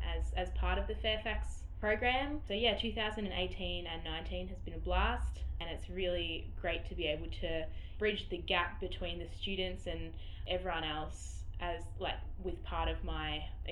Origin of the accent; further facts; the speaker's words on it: Swan Hill, Victoria, Australia; moved away as an adult; now in Melbourne, Australia; I'm from Swan Hill. I am a student in Melbourne at the moment.